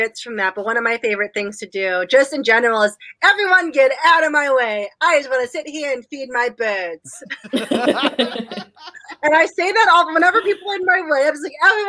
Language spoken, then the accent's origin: English; Nashville, Tennessee, United States; I told him I was from Nashville.